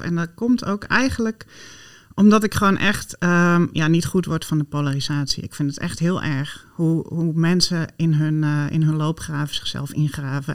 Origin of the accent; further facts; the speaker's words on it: Friesland, Netherlands; ik ben opgegroeid in Friesland